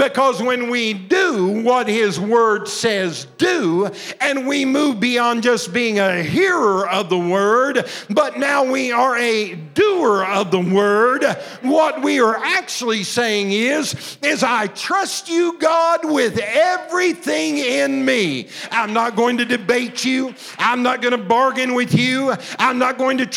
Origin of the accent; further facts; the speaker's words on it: Southern Illinois, United States; I was raised in Southern Illinois